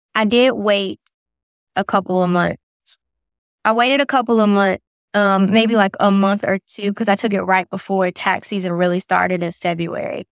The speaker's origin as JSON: {"language": "English", "area": "Lynchburg", "region": "Virginia", "country": "United States", "moved": "as an adult", "lives_now": "Raleigh area, North Carolina, United States", "said": "I'm from Lawrenceburg, Virginia"}